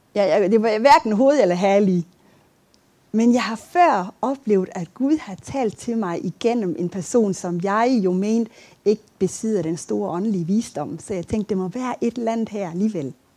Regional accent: Aabenraa, Southern Denmark, Denmark; moved away; Jeg, jeg kommer fra Åben Rå, hvis I sidder og tænker på, hvad for et land jeg kommer fra.

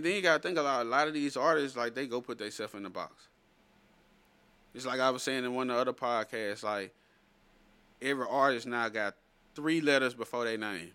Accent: an hour and a half from Baton Rouge, Louisiana, United States; moved away as an adult; now in Dallas, United States; Baton Rouge is like an hour and a half from where I, from where my hometown

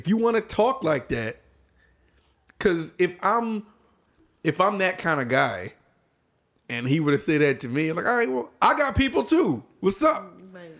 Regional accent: Australia; now in United Kingdom; I'm from Australia. I live here now.

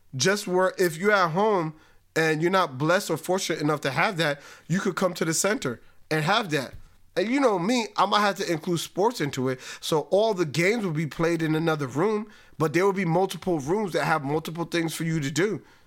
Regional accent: Spring Valley, United States; I grew up born and raised in Spring Valley

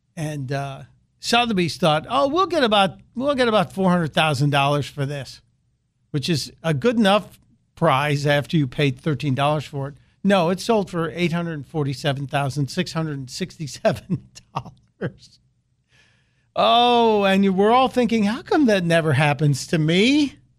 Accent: Chicago, Illinois, United States; it's my hometown. And it's rare that I, I get the opportunity to talk about a story out of Chicago

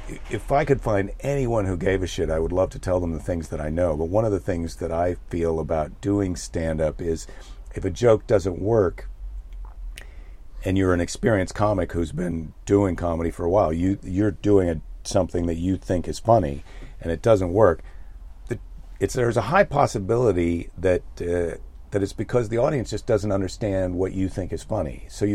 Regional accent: Iowa, United States; now in California, United States; I'm from Iowa, and you move to California

